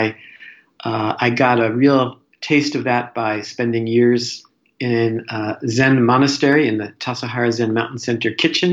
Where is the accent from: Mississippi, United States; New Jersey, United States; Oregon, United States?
New Jersey, United States; I'm a New Jersey boy